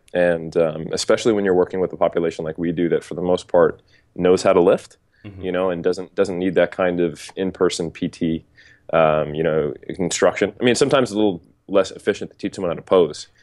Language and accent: English; United States; moved away as an adult; now in New Zealand; I'm an American who's living in New Zealand